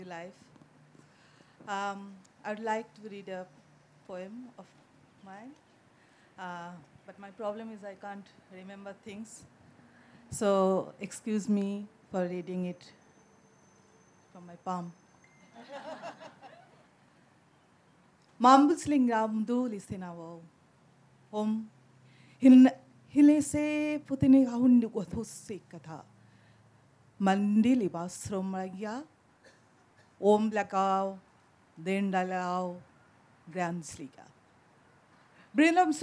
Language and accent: English; Kolkata, West Bengal, India; English is a second language; also born or lived in Santiniketan; I grew up in Calcutta